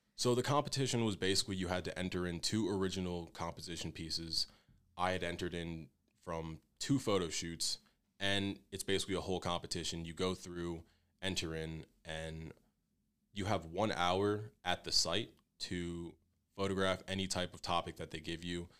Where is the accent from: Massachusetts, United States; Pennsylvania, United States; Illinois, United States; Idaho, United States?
Pennsylvania, United States; Fairless Hills; moved away as an adult; I'm from Fairless Hills, Pennsylvania. It's a pretty decent sized town in between Philadelphia and Trenton, New Jersey. So I basically grew up in between two cities my entire life